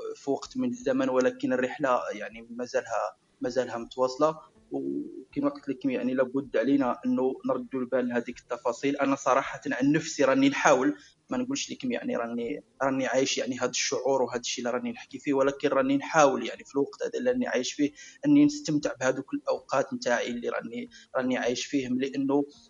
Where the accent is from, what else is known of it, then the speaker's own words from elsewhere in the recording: Algeria; نقولوا عندنا في الجزائر